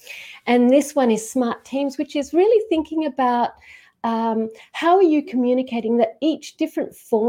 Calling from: Queensland, Australia; I'm calling from Queensland. And there is a really important process, which is to acknowledge where I am. And I'm calling on from Gubbi Gubbi country.

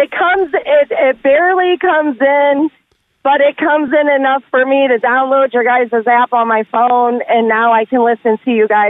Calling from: Fostoria, Ohio, United States; I am calling from Fostoria, Ohio.

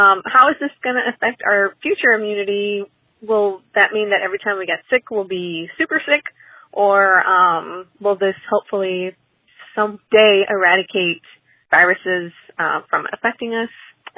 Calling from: San Diego, California, United States; I'm calling from San Diego.

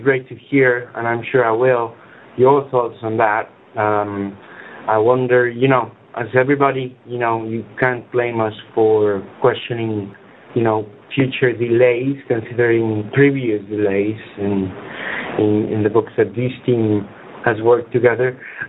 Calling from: Spain; English is a second language; I'm calling from Spain

